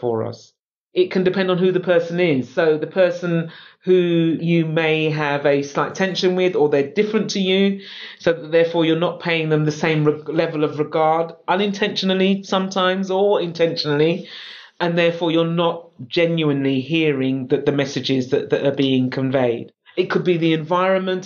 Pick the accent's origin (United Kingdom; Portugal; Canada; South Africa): United Kingdom; London; I'm a Londoner. So I was born in London. I love London.